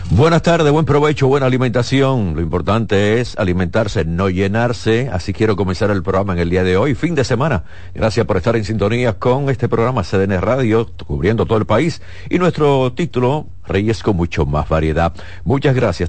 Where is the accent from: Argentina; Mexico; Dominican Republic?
Dominican Republic